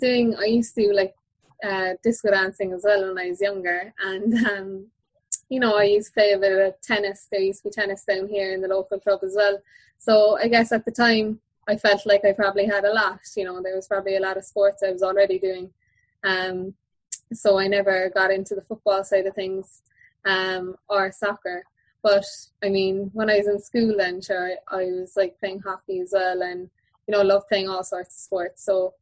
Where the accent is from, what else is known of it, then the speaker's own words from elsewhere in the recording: Kilbrittain, Munster, Ireland; Yeah, massive. It was huge, really. Like, my dad, both my parents are Kilbritton people